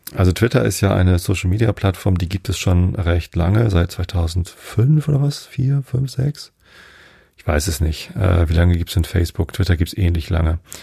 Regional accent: Northern Germany, Germany; ich bin ja Norddeutscher

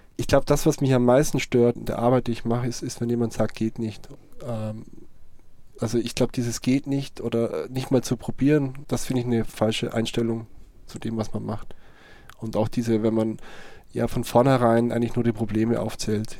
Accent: Vorarlberg, Austria; moved away as an adult; now in Cologne, Germany; es kann sein, dass ich irgendwann mal wieder in meine Heimat zurückgehe

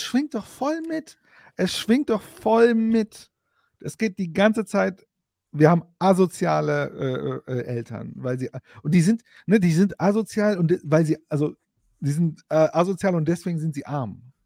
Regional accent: Bochum, North Rhine-Westphalia, Germany; now in Frankfurt, Germany; ich bin auch aus Bochum.

